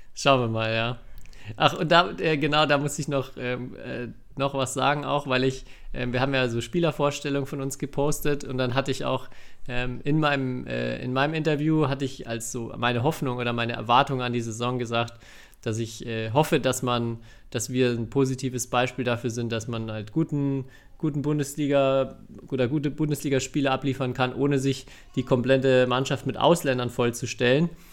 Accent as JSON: {"language": "German", "region": "Bavaria", "country": "Germany", "said": "ich komme zwar aus Bayern"}